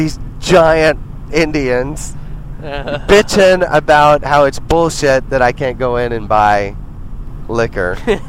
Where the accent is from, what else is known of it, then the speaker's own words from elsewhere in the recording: Montreal, Quebec, Canada; I don't live in Alberta. I'm from Montreal